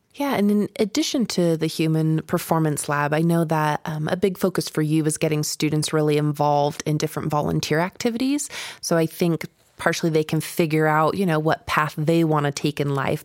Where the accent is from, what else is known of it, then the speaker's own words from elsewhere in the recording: Kentucky, United States; moved away; I was born here, but I grew up in Kentucky